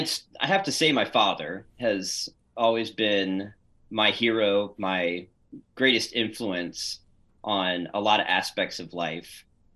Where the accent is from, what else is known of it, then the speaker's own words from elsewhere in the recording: Beverly, Massachusetts, United States; born there; also born or lived in Pennsylvania; But I was born in the Boston area, believe it or not, in Beverly, north of Boston. So I started my life as a New Englander, and then moved around to Pennsylvania